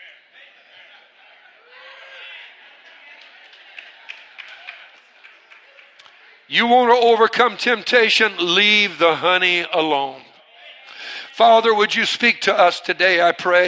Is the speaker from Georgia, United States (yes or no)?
no; Cajun, Louisiana, United States; I'm Cajun